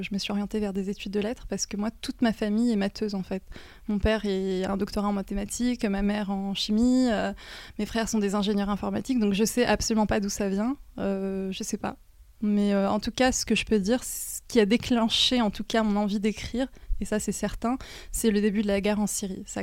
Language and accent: French; Normandy, France; pour parler de mon enfance en Normandie. en fait, c'était un cadre vraiment euh, idéal dans la mesure où c'est la nature, il y a la mer, euh, c'est une petite ville, c'est beaucoup plus apaisant que, que je pense que la région parisienne.